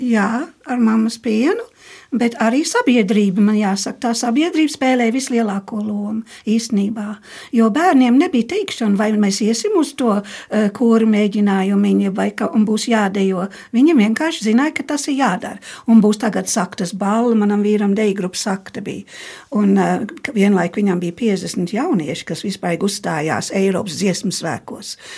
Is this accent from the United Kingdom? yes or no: yes; near the Scottish border, northern England, United Kingdom; born or raised there; moved away as an adult; also born or lived in Germany; now in Latvia